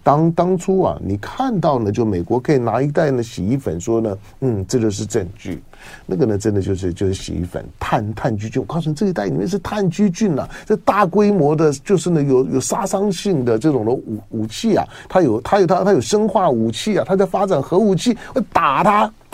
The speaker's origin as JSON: {"language": "Chinese", "country": "Taiwan", "said": "身为台湾人士"}